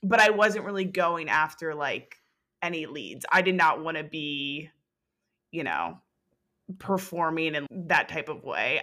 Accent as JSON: {"language": "English", "region": "New Jersey", "country": "United States", "said": "We are both from New Jersey"}